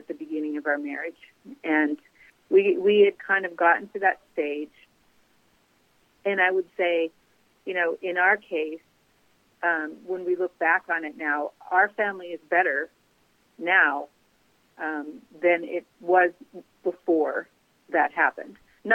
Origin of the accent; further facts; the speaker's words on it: Grand Forks, North Dakota, United States; also born or lived in Cincinnati, Ohio; now in South Carolina, United States; I grew up in Grand Forks, North Dakota